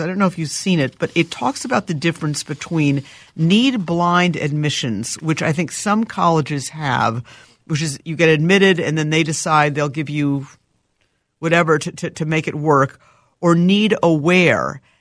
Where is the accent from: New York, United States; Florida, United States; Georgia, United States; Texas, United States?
New York, United States; also born or lived in Boston; now in Minneapolis, United States; I grew up in New York.